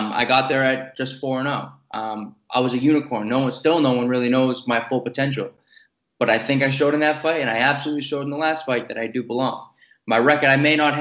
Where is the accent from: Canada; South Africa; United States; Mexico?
United States; Boston, Massachusetts; born or raised there